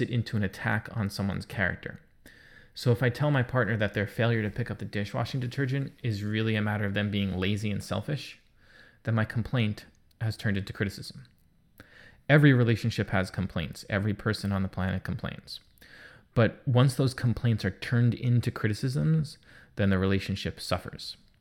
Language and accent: English; New York, United States; I'm a New Yorker.